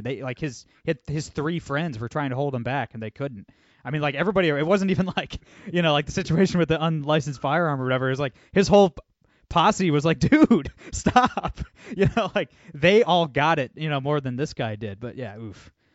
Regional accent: Toledo, Ohio, United States; Toledo, yeah, University of Toledo, my hometown

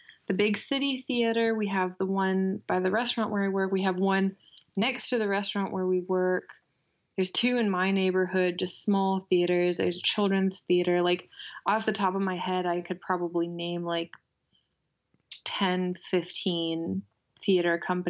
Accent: Asheville, North Carolina, United States; moved away as an adult; now in Freiburg, Germany; I grew up in Asheville. I'm half American, half German.

